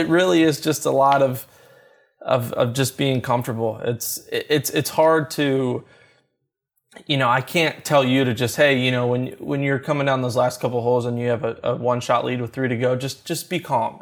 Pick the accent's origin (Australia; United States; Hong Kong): United States; Louisville, Kentucky; Growing up in Louisville, Kentucky